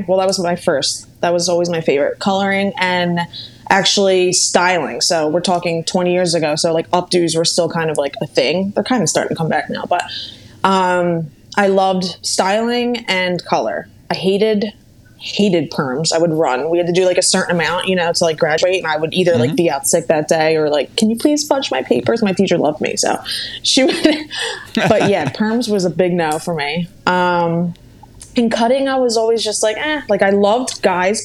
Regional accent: Bucks County, Pennsylvania, United States; first language Italian; English is a second language; I am from Pennsylvania, Bucks County, Pennsylvania. It's not too far from Philadelphia

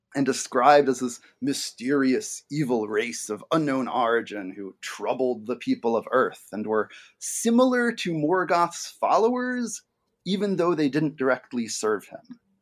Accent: New York City, New York, United States; moved away as an adult; now in Michigan, United States; I grew up in and around New York City, um, but I've lived in Michigan for the last decade or so of my life.

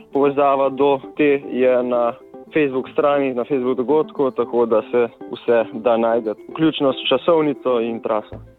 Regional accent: Slovenia; sem kar srečen, da sem iz Slovenije

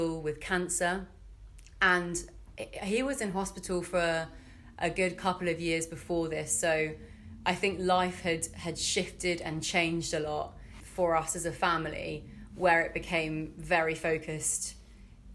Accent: Fleet, South East England, United Kingdom; moved away as an adult; now in Bristol, United Kingdom; I'm originally from Fleet in Hampshire

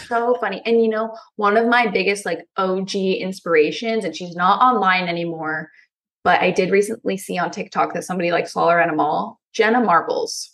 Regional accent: Pennsylvania, United States; I'm from Pennsylvania. I live in a cornfield

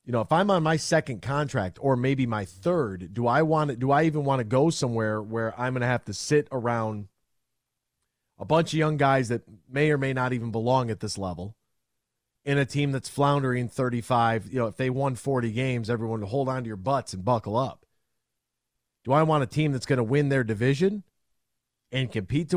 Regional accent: Flint, Michigan, United States; I'm from Flint

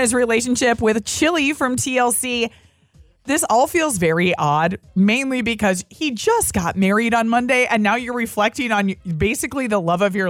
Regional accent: Minnesota, United States; because growing up in Minnesota, it was

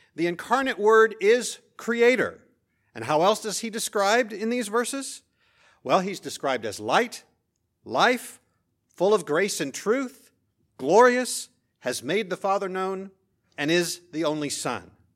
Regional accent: Central Indiana, United States; moved away; in Central Indiana, where I grew up

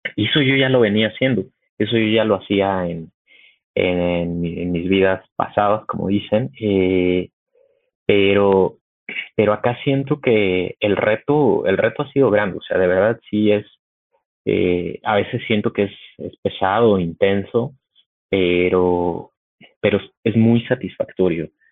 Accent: Mexico City, Mexico; soy mexicano y vivo en la Ciudad de, de, México. Aquí estoy. Soy, soy capitalino de toda la vida.

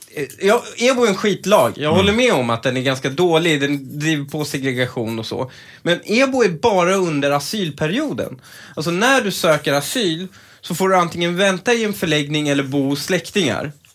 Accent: Stockholm, Stockholm County, Sweden; jag är ju uppvuxen lite i Husby

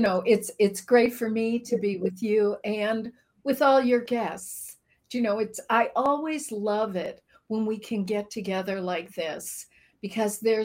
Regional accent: Chicago, Illinois, United States; I'm from Chicago. I grew up in a very traditional Midwest family

